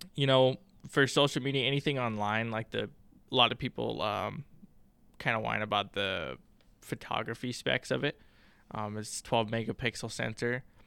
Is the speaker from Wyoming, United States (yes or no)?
yes; Wyoming, United States; now in Billings, United States; I'm from Wyoming originally